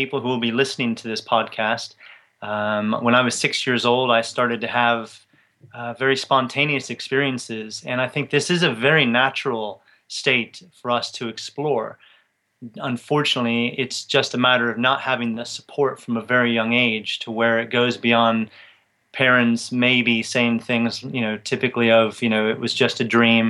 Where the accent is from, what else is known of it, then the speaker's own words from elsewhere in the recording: Tampa, Florida, United States; moved away as an adult; now in England; I grew up in Tampa, Florida, and I stayed in the U.S. till I was 23 years old